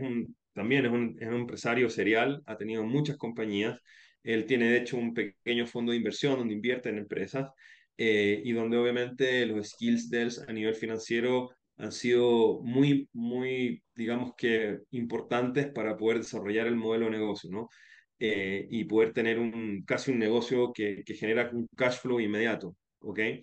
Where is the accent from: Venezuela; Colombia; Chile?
Chile; moved away as an adult; also born or lived in Spain; now in Guayaquil, Ecuador; Yo soy de origen chileno, eh, pero hace 15 años me radiqué en, Ecuador, después de haber vivido